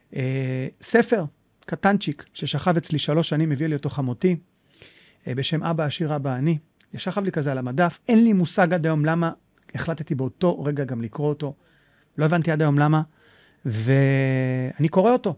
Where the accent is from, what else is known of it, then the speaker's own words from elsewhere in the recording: Holon, Tel Aviv District, Israel; now in Petah Tikva, Israel; אני במקור מחולון.